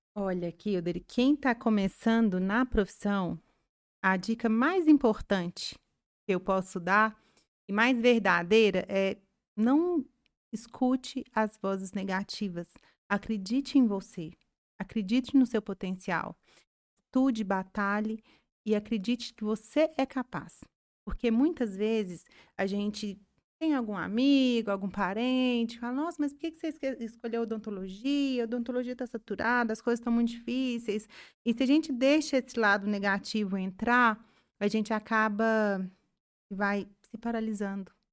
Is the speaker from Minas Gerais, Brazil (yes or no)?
yes; Carmo da Mata, Minas Gerais, Brazil; a gente que é, é, do interior, né? Eu sou lá de Carmo da Mata